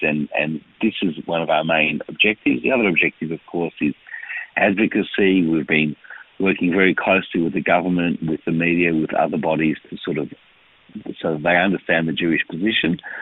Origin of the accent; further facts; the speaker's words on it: Melbourne, Victoria, Australia; also born or lived in Israel; I am from this community. I was born here in Melbourne. Um, I have an Israeli father and a and, and a mother who came here after the war. I went to school here